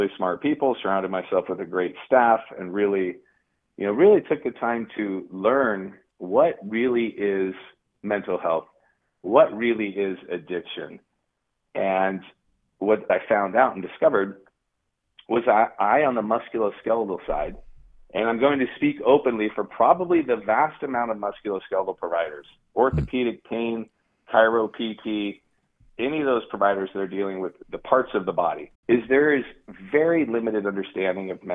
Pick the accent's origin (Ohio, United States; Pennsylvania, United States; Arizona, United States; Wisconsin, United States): Arizona, United States; Tempe; also born or lived in Detroit; my hometown, Tempe, Arizona